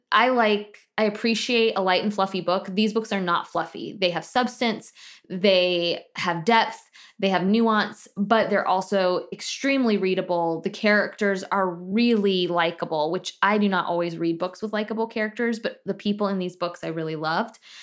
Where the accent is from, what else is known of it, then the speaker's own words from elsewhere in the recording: Tallahassee, Florida, United States; where I grew up in Tallahassee